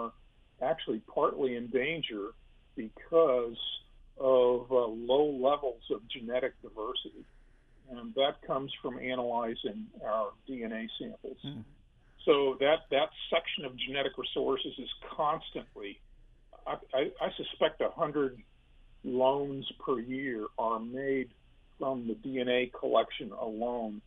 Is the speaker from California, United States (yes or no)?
no; Denver, Colorado, United States; now in Louisiana, United States; I grew up in Denver